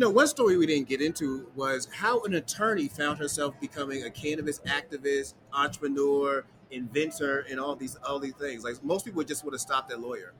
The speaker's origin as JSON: {"language": "English", "town": "Boston", "region": "Massachusetts", "country": "United States", "tie": "born or raised there", "said": "I grew up in Boston"}